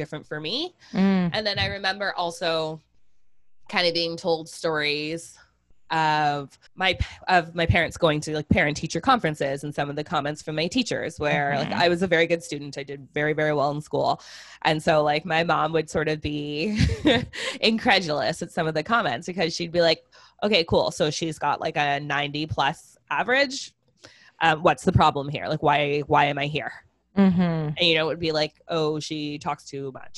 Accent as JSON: {"language": "English", "country": "Canada", "tie": "born or raised there", "said": "I was born in Canada"}